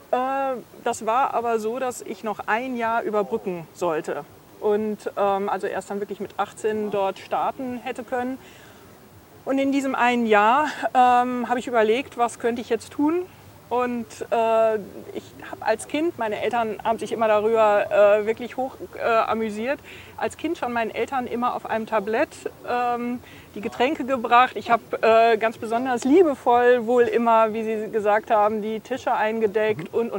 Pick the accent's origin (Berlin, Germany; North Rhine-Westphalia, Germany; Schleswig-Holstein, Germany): North Rhine-Westphalia, Germany; Münster; Und so waren wir, wir waren fünf Kinder, mhm. äh, sind wir alle eben Münsteraner.